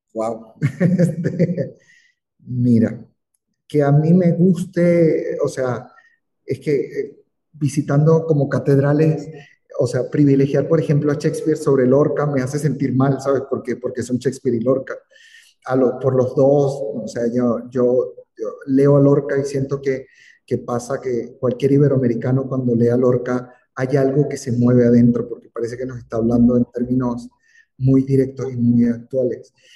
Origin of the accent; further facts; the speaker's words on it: Venezuela; moved away; en mi país